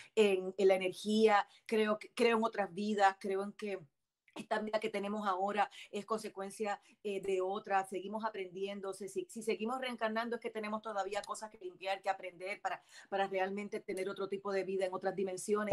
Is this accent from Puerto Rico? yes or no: yes; Bayamón, Puerto Rico; moved away as an adult; also born or lived in Miami, Florida; now in Florida, United States; soy nacida en Miami, de padres adoptivos cubanos, criada en Puerto Rico